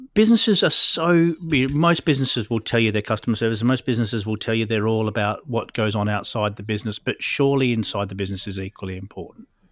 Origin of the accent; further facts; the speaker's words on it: Perth, Western Australia, Australia; now in Oxfordshire, United Kingdom; I'm living in Oxfordshire these days, but I came from Perth originally